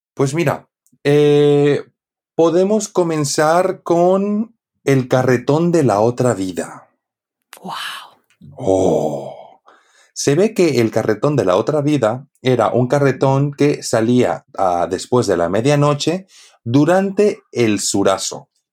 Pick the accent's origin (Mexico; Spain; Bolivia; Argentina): Bolivia; Santa Cruz de la Sierra, Santa Cruz; de Santa Cruz, de donde soy yo